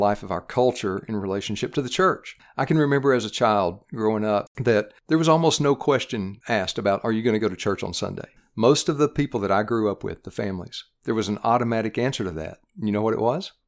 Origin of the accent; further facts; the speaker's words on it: Knoxville, Tennessee, United States; I grew up in Knoxville, Tennessee, where I'm serving, uh, now as the Director of Missions